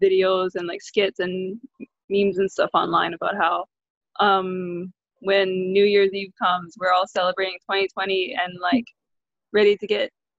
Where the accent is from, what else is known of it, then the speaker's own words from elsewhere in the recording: Hawaii, United States; We're both of us are born and raised in Hawaii, and we live on the island of Oahu